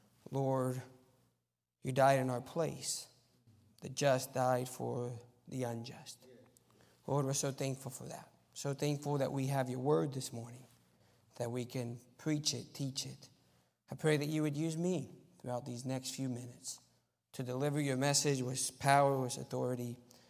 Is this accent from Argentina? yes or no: yes; Argentina; You know, so I grew up in Argentina as a missionary kid, and that has some advantages because you learn the language at a younger age.